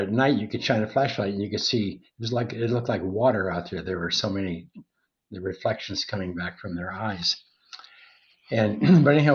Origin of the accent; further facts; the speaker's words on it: Montana, United States; When I was a kid growing up in Montana, I was a cowboy